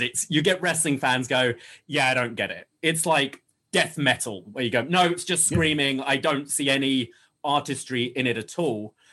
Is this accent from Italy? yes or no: no; United Kingdom; moved away; me as a Brit